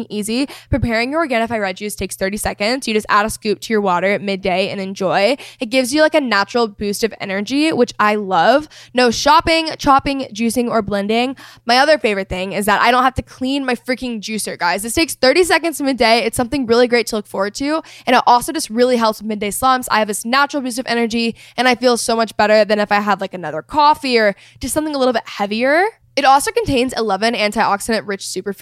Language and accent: English; Texas, United States; I'm from Texas